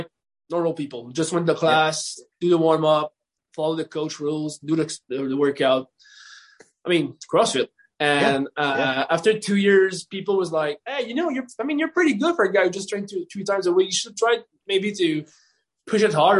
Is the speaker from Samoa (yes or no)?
no; Canada; I'm a Canadian